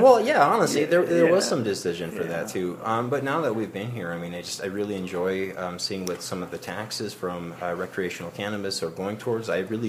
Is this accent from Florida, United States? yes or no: no; Medora, North Dakota, United States; moved away as an adult; also born or lived in Nebraska; I'm born and raised in North Dakota, actually.